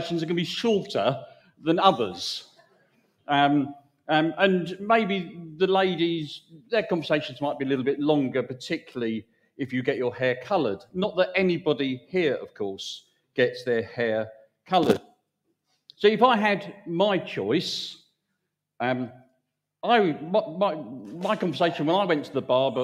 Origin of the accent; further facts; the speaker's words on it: United Kingdom; we're British